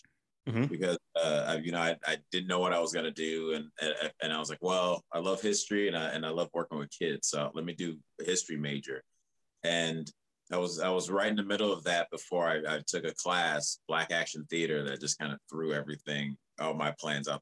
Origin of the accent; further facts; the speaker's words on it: outside of Chicago, Illinois, United States; moved away as an adult; also born or lived in Liberia; now in Los Angeles, United States; a homie that I grew up actually in my hometown, but we didn't meet till we were out here, a hometown outside of Chicago.